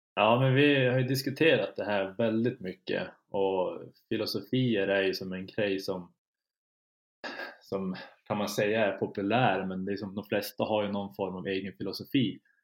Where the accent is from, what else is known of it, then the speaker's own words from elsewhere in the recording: Kiruna, Norrbotten County, Sweden; moved away as an adult; now in Umeå, Sweden; jag har flyttat från, från Kiruna där jag är född och uppvuxen